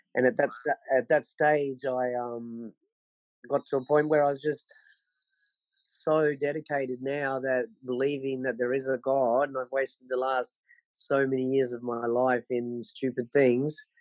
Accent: Sunshine Coast, Queensland, Australia; now in Bolivia; I'm from Queensland um, on the Sunshine Coast, and um, I had pretty much the best childhood anyone could want. Um, grew up there on the Sunshine Coast in the 70s

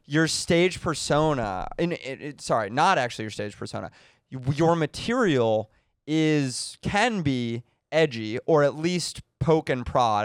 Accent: United States; I'm an American Jew

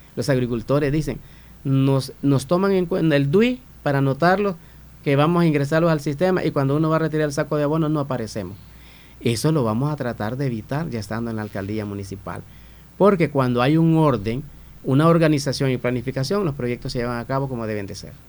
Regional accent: Santa Rosa de Lima, La Unión, El Salvador; nací y crecí en Santa Rosa de Lima

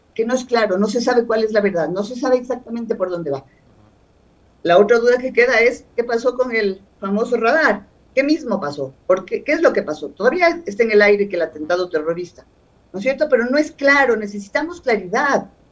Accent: Ecuador; como una ecuatoriana más

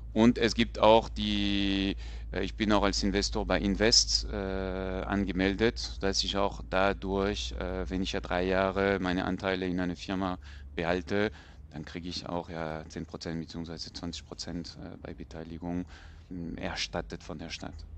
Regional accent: France; moved away; ich bin Franzose

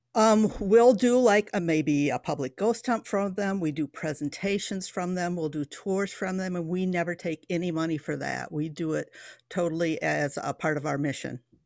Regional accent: Coopersville, Michigan, United States; now in Harvard, Illinois, United States; I was born and bred in Polston Township, um, Coopersville, Michigan

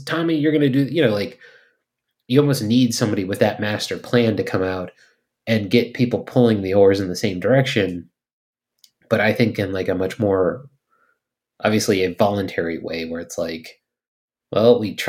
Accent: California, United States; like we're from California.

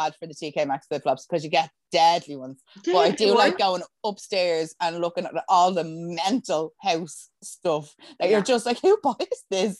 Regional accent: Dublin, Leinster, Ireland; even I can hear a fucking Wicklow accent coming through my voice, and I'm like, no, I'm from Dublin, and that's it.

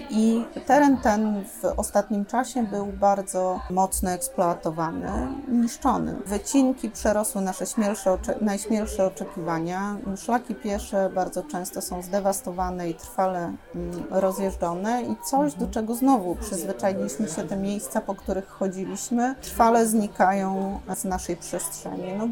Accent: Sopot, Pomeranian Voivodeship, Poland; Ja jestem z Dolnego. My Sopocianie dzielimy się na tych, którzy są z Górnego i z Dolnego. My w Dolnym Sopocie na pierwszym miejscu stawiamy jednak plażę.

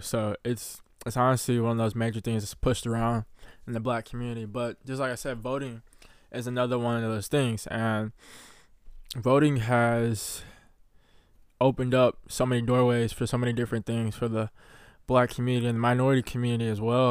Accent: Mississippi, United States; growing up in the South of the United States of America, specifically in Mississippi

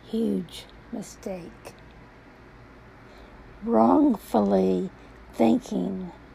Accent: Baton Rouge, Louisiana, United States; moved away; But I did return to Baton Rouge, believing I would find another love here in my hometown

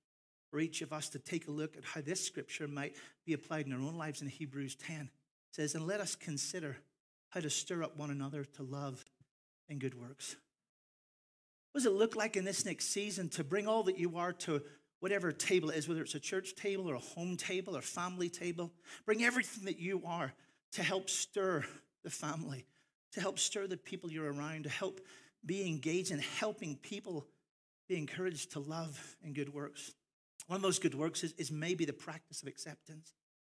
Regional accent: Ireland; I am Irish, and so I'm proud of my heritage. I'm also American, so I'm confused because I have two passports.

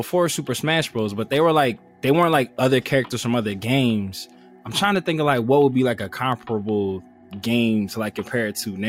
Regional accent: Philadelphia, Pennsylvania, United States; as a Philadelphian

